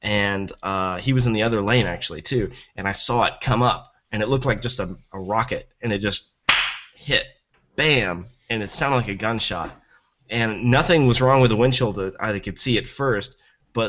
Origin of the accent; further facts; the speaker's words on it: Tennessee, United States; I'm from Tennessee